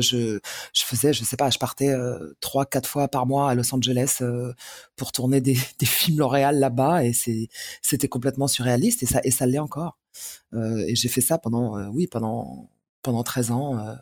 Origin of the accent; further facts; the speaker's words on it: Paris, Île-de-France, France; also born or lived in Algiers, Algeria; J'ai grandi à Paris, euh, Paris Centre. Euh, j'ai fait Alger-Paris sans transition à l'âge de 4 ans et demi, 5 ans, je crois.